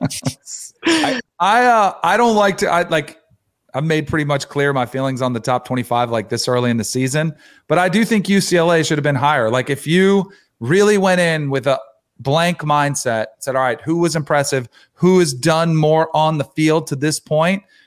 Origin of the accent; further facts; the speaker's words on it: Florida, United States; moved away; also born or lived in Bristol, Connecticut; growing up in Florida and covering a lot of game, going to school at Florida State in the South